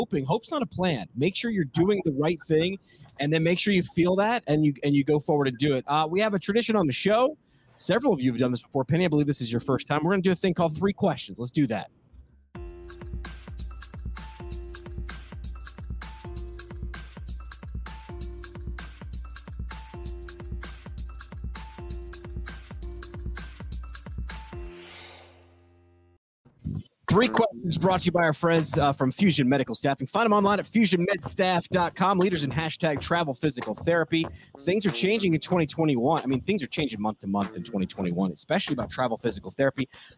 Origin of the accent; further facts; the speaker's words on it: New York, United States; I'm from New York